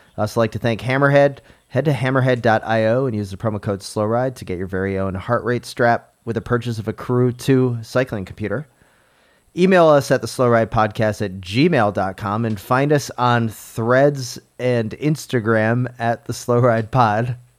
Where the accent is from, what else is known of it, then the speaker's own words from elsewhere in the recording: Newport, Rhode Island, United States; moved away; I was born in Newport, Rhode Island